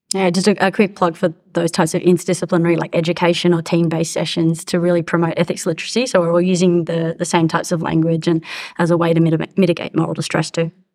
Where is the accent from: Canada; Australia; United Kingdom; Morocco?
Australia; accent: Australian; now in United States; as you can hear from my accent, I'm Australian, but I, I work in, in the US.